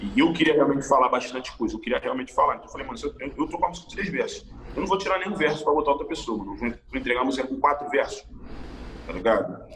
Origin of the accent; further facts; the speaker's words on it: Rio de Janeiro, Brazil; morava em Jacarepaguá, muitos anos atrás